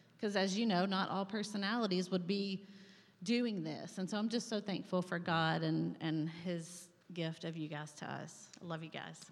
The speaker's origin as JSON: {"language": "English", "area": "Saline County", "region": "Arkansas", "country": "United States", "tie": "born or raised there", "also_born_or_lived": "Pennsylvania", "moved": "as an adult", "said": "I'm from Saline County, as they said earlier. I grew up out at 10 mile church. And so this is home. I went to Benton High School"}